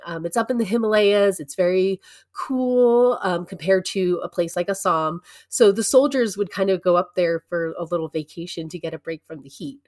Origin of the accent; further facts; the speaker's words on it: United States; as an American